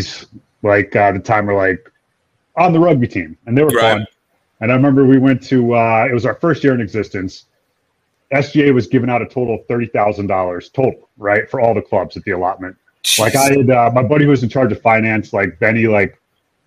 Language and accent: English; New London County, Connecticut, United States; it was in my hometown area